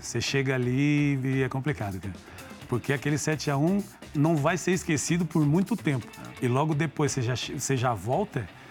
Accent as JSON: {"language": "Portuguese", "area": "Gaúcho", "region": "Rio Grande do Sul", "country": "Brazil", "said": "somos gaúchos também"}